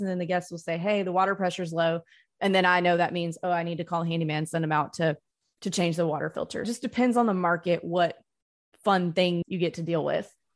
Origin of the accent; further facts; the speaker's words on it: North Mississippi, United States; I grew up in North Mississippi